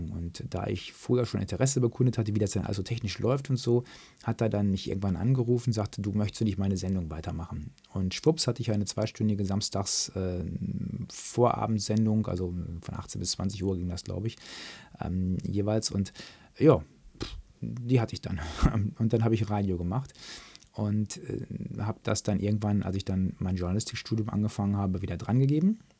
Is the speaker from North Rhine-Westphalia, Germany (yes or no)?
yes; North Rhine-Westphalia, Germany; da gibt es dann bei uns, im, da wo ich groß geworden bin, im Märkischen Kreis, gab es halt zwei Vereine